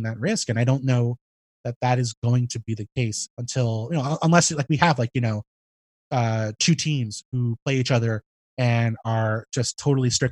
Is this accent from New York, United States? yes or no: yes; New York City, New York, United States; I live in a big city, you know, I have family, I'm from New York City.